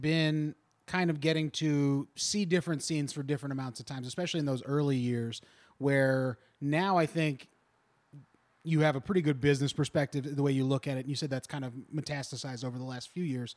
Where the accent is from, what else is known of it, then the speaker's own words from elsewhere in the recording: Kentucky area, Southwest Ohio, United States; moved away; we both grew up in Southwest Ohio, Kentucky area